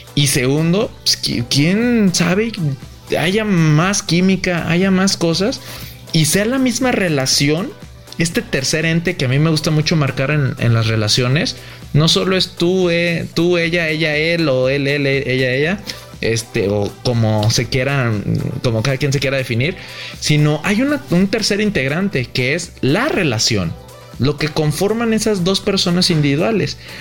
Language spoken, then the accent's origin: Spanish; Guadalajara, Jalisco, Mexico; yo soy de Guadalajara